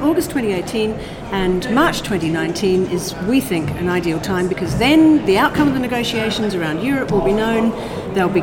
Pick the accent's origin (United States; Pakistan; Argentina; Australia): Australia; now in Scotland, United Kingdom; I am a person who lives in Scotland, yes. I am Australian